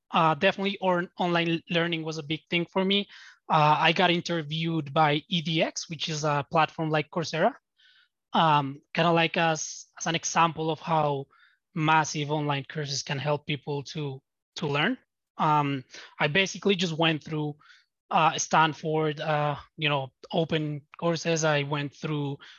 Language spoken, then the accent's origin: English; Bogota, Colombia; I'm from Latin America. I'm from Bogota, Colombia.